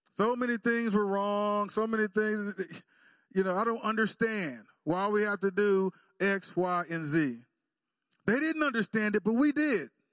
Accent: Texas, United States; I'm from Texas

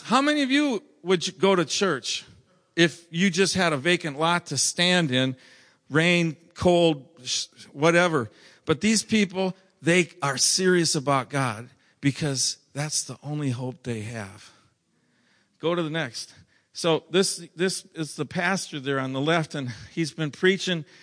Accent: Minnesota, United States; moved away; I'm from Minnesota

